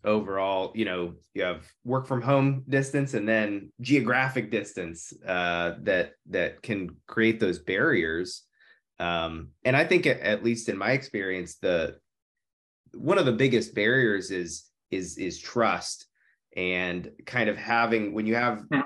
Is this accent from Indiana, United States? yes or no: yes; Indianapolis, Indiana, United States; I grew up in the Indy area